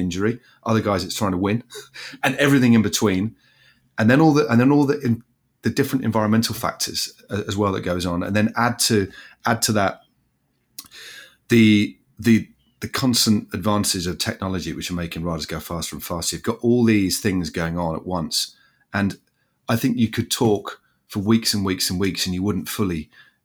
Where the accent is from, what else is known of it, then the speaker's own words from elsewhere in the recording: England, United Kingdom; I'm an Englishman.